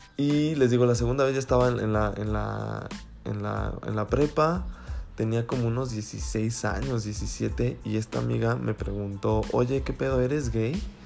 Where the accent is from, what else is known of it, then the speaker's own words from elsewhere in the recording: Celaya, Guanajuato, Mexico; also born or lived in León, Guanajuato / San Miguel de Allende, Guanajuato / Huichapan, Hidalgo; nos venimos aquí a Celaya